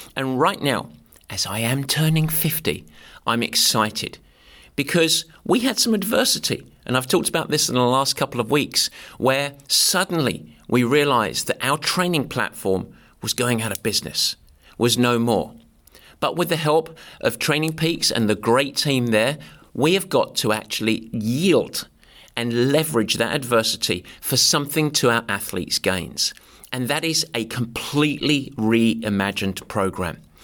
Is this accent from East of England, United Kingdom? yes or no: yes; Southend-on-Sea, East of England, United Kingdom; moved away; I grew up in a town called Southend, which is in Essex in England